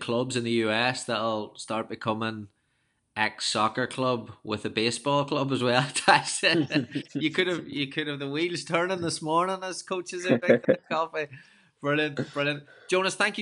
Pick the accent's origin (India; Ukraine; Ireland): Ireland; now in United States; when I grew up in Ireland